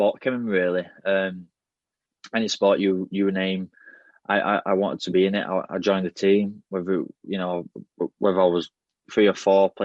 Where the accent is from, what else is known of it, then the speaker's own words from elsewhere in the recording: Yorkshire and the Humber, United Kingdom; moved away as an adult; now in Wigan, United Kingdom; growing up in Yorkshire